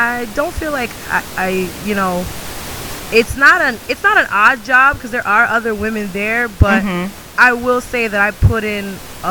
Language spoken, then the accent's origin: English; New York, United States; I'm from New York